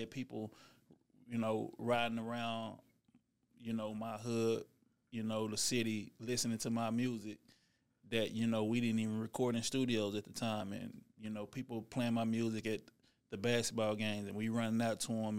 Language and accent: English; Dallas, Texas, United States; also born or lived in California; I'm from Dallas, Texas, you know, born and raised